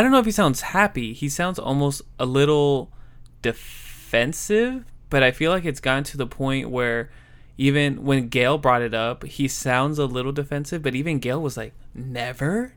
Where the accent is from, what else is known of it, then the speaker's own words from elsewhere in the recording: Southern California, United States; also born or lived in Los Angeles; I am from Southern California